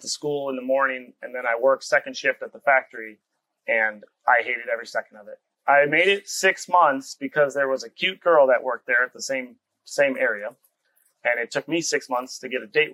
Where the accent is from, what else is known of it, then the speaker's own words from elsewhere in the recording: eastern Wisconsin, United States; I grew up in eastern Wisconsin, just about an hour north of Milwaukee.